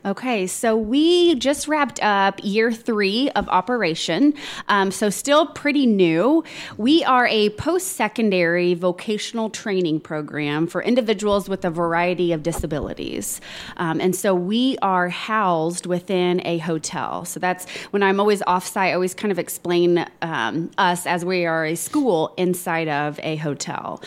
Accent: Plainfield, Indiana, United States; born and raised and still currently live in Plainfield

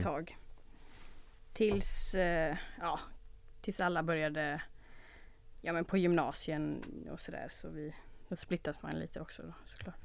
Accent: Olofstorp, Västra Götaland, Sweden; Jag växte upp eh, lite utanför Göteborg I en, ett litet ställe som heter Olofstorp

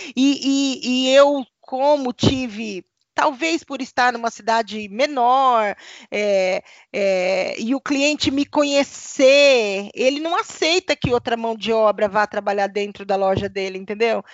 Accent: Paraná, Brazil; eu sou aqui do Paraná

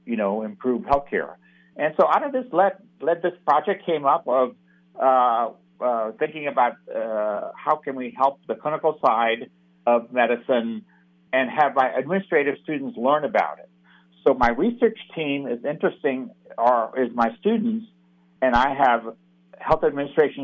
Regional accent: Jacksonville, Florida, United States; also born or lived in India / Stanford, California; my growing up here in this North Florida region. So I'm an immigrant. I was born in India. I came over when I was 11 years old

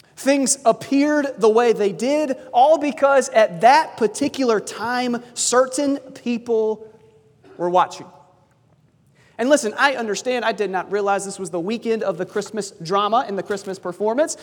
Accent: South Carolina, United States; moved away; also born or lived in California; I grew up in South Carolina

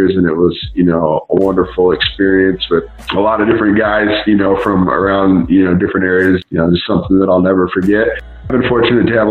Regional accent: Colorado, United States; now in Chicago, United States; I grew up in Colorado, so I was a Rockies fan

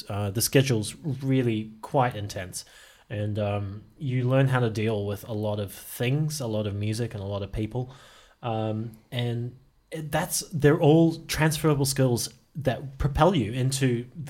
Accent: Auckland, New Zealand; moved away as an adult; now in Melbourne, Australia; But I'm actually originally from Auckland in New Zealand. I don't know if you can tell because of the accent. And I've been living in Melbourne basically since the start of Anam. And I've been here ever since.

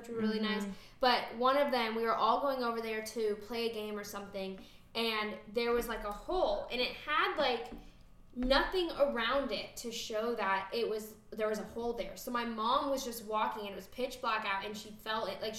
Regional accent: Gainesville, United States; born or raised there

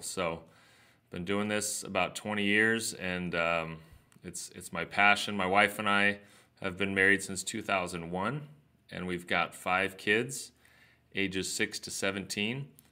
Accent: Southern California, United States; I grew up here in Southern California

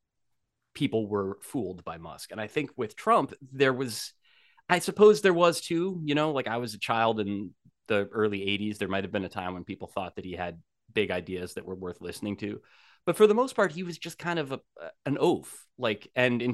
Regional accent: New Jersey, United States; as I grew up in New Jersey

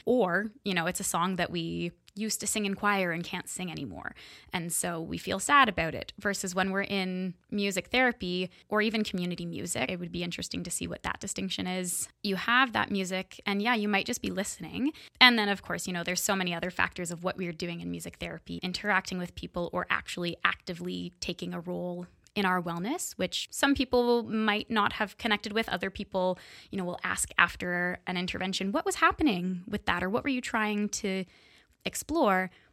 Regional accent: Kingston, Ontario, Canada; I'm from Kingston. Well, not born and raised, but been here since I was about eight

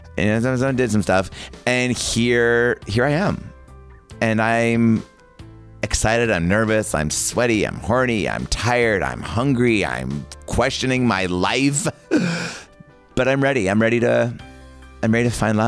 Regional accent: Bakersfield, California, United States; I am originally from Bakersfield, California. Can you edit this out? Bakersfield, California, which is, everyone's always like, ooh, Bakersfield, that's like the Vegas of California

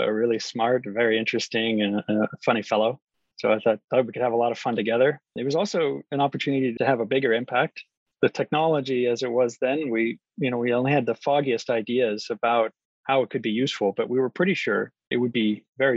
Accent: Seattle, Washington, United States; moved away as an adult; I grew up here in Seattle

